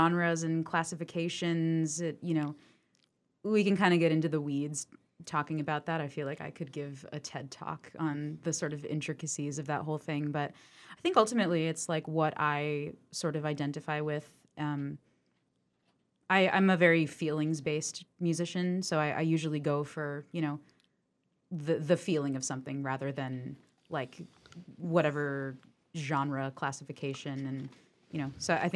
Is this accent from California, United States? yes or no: no; Hudson Valley, New Paltz, Kingston area, New York, United States; moved away as an adult; now in Western Massachusetts, United States; I grew up in the Hudson Valley, kind of in the New Paltz, Kingston area, and lived there for a very long time